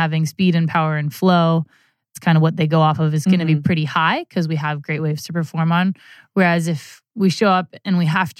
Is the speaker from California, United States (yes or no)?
yes; Santa Barbara, California, United States; I grew up in Santa Barbara, California